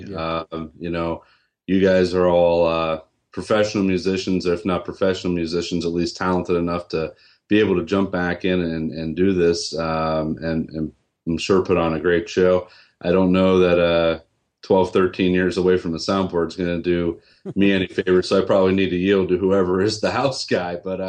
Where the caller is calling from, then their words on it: Raleigh, North Carolina, United States; I'm calling from Raleigh, North Carolina.